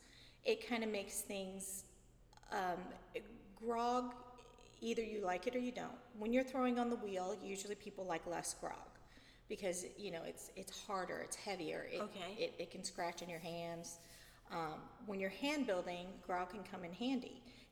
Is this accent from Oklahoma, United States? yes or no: no; St. Louis, Missouri, United States; And I came from St. Louis, so when we first started dating, I was a Blues fan.